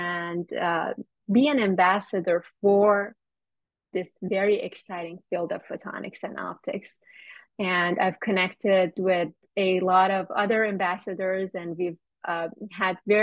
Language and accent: English; Iran; moved away as an adult; now in United States; I'm originally from Iran, and I moved to the United States for graduate school